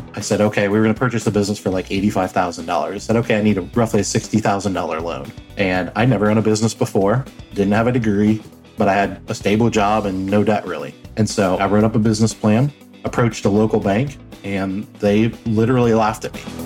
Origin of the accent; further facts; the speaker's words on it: Cincinnati, Ohio, United States; also born or lived in Flint, Michigan; my dad was transferred to Cincinnati, Ohio uh, for a job opportunity. And so I grew up the rest of my life in Cincinnati.